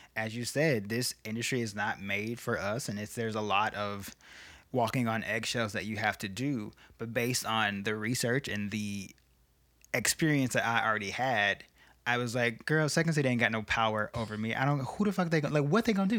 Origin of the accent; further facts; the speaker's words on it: Chicago, Illinois, United States; growing up on the South Side of Chicago